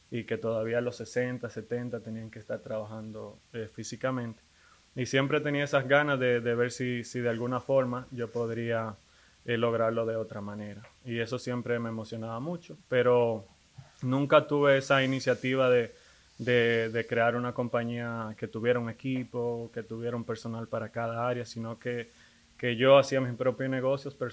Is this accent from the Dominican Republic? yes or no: yes; Dominican Republic; Soy, eh, soy dominicano.